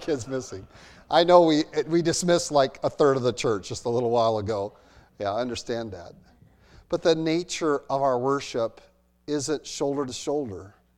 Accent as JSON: {"language": "English", "country": "United States", "said": "I'm an American."}